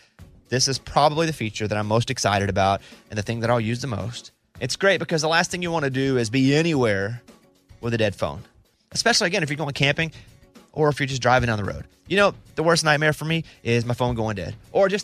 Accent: Mountain Pine, Arkansas, United States; And Amy said shout out because I'm from Mountain Pine, Arkansas, which is 20 minutes from Hot Springs

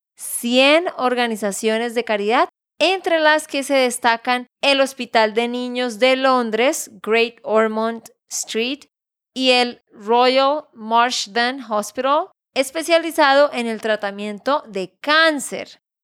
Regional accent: Santander, Colombia; de Santander, Colombia

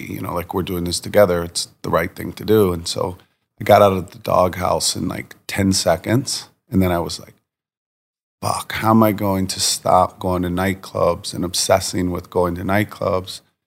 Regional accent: Virginia Beach, Virginia, United States; moved away; also born or lived in New York City; I grew up in Virginia Beach, Virginia

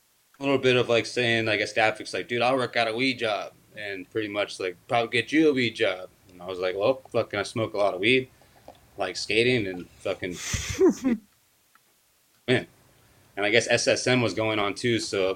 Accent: the South, United States; And from growing up in the South

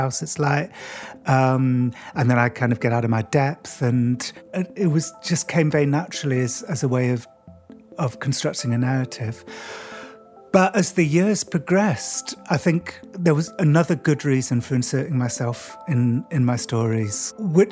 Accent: Cardiff, Wales, United Kingdom; When I was a kid in school, growing up in Cardiff in Wales, I was kind of the outsider

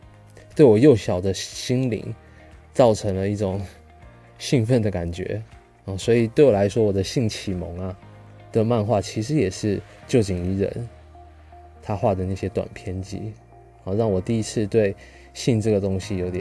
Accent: Taipei, Taiwan; also born or lived in Kaohsiung; 后来我们就从啊高雄搬到台北去了。我小学四年级的时候搬到台北，来到台北之后，哦就不一样了，大城市了哈。

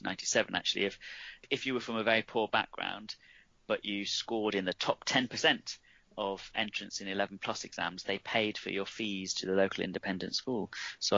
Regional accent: Nuneaton, West Midlands, United Kingdom; I'm from Nuneaton, which is a small town in the Midlands

